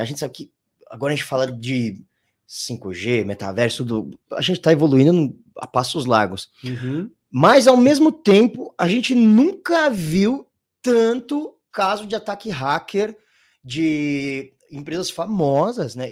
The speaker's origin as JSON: {"language": "Portuguese", "country": "Brazil", "said": "somos brasileiros"}